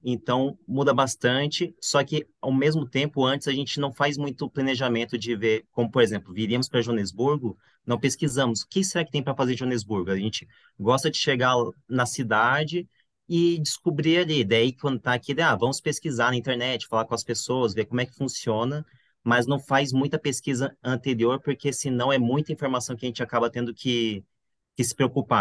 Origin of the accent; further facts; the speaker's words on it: Campo Grande, Mato Grosso do Sul, Brazil; moved away; also born or lived in Curitiba; minha família é de Curitiba, mas eu nasci em Campo Grande